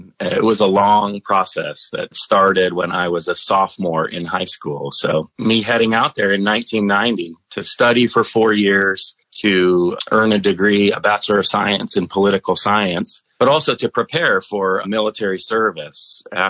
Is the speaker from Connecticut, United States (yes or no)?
no; Poway, California, United States; moved away as an adult; also born or lived in New York / Billings, Montana; I was actually raised in San Diego, California. Spent most of my life in Poway, where I grew up in a covenant home. Graduated from Poway High School